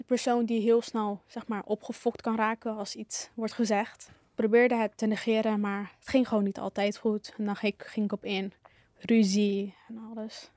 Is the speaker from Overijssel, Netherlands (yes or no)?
no; Hellevoetsluis, South Holland, Netherlands; ik kom uit Hellevoetsluis, Zuid-Holland